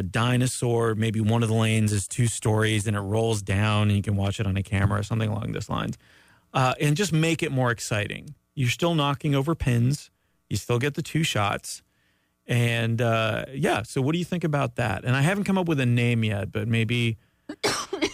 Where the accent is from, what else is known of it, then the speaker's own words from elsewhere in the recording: Canada; moved away; as a Canadian